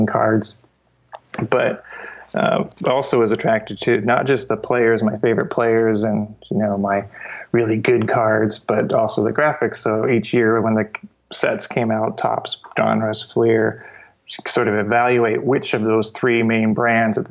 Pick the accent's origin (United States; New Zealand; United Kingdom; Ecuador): United States; Cedar Rapids, Iowa; I grew up in Iowa, and Cedar Rapids, Iowa